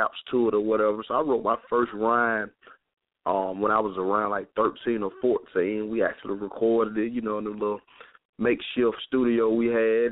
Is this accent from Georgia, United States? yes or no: yes; Carrollton, Georgia, United States; also born or lived in Nashville, Tennessee; I'm actually from a small town outside of Atlanta called Carrollton, Georgia, which is West Georgia. And, you know, I grew up, you know, at-risk youth